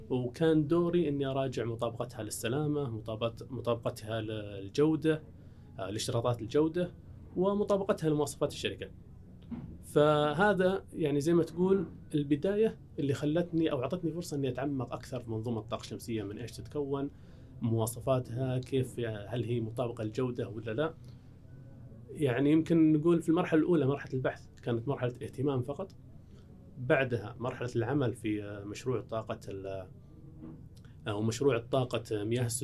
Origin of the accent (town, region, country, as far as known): Saudi Arabia